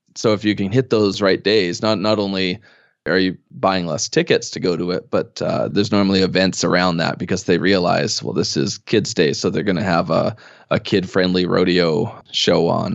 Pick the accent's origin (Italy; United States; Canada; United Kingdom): Canada; Edmonton, Alberta; moved away as an adult; now in Calgary, Canada; I had lived in Edmonton most of my life, or at least in the area.